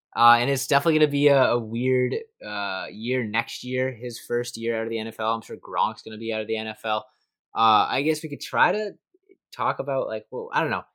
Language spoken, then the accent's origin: English; Massachusetts, United States; I'm from Massachusetts